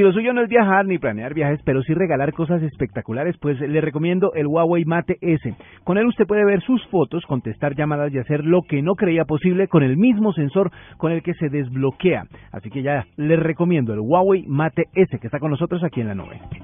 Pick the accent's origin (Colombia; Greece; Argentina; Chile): Colombia; como buenos colombianos